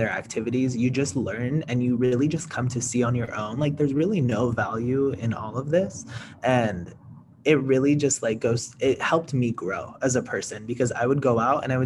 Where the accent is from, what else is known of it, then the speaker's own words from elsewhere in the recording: California, United States; I'm from California